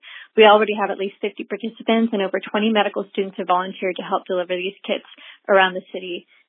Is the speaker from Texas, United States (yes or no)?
no; Indianapolis, Indiana, United States; I'm from Indianapolis.